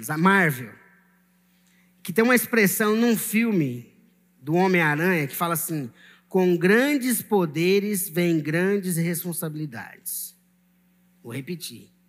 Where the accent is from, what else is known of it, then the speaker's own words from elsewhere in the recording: Maranhão, Brazil; Eu vim do Maranhão, mas na verdade eu sou nação santa. Estou falando isso olhando para o Maranhão